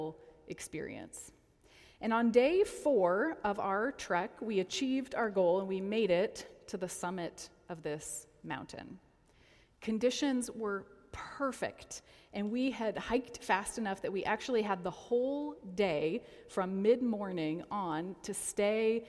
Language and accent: English; Colorado, United States; now in Detroit, United States; Now, I grew up in Colorado